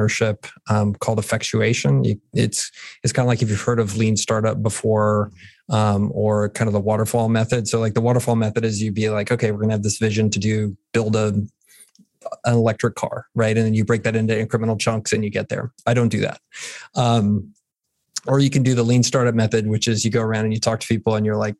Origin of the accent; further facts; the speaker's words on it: San Antonio, Texas, United States; also born or lived in Pennsylvania / San Francisco; grew up here in San Antonio, 46 years old now, went to high school here.